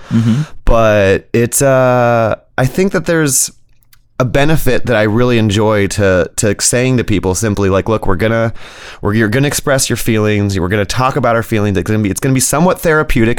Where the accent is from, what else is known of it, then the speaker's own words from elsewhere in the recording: Berkeley, California, United States; now in Arcata, United States; I grew up in Berkeley, so my mother had introduced us to astrology and tarot at a pretty young age